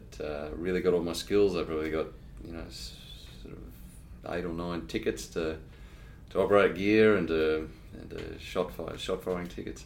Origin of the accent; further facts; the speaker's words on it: Darwin, Northern Territory, Australia; moved away; also born or lived in Victoria / Brisbane; My early childhood started out in Victoria. We only spent a very short period of time there, and we followed Dad's job. He's a worked for CSIRO, so a lot of our early childhood was in Darwin, Catherine. We lived on research stations.